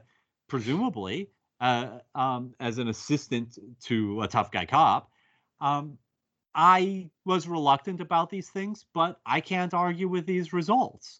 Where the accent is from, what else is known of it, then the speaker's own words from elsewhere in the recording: United States; as an American